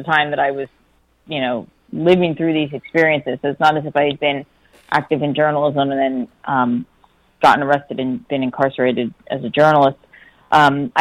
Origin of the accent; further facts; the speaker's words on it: Pennsylvania, United States; I grew up in Pennsylvania